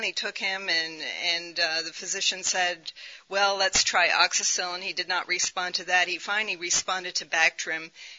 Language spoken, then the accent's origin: English; Somalia; I was raised in Somalia as a missionary child for almost 10 years, but that was many years ago.